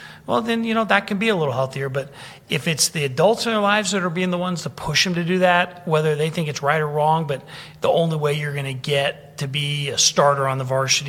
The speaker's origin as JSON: {"language": "English", "town": "San Francisco", "region": "California", "country": "United States", "tie": "born or raised there", "said": "I grew up in San Francisco"}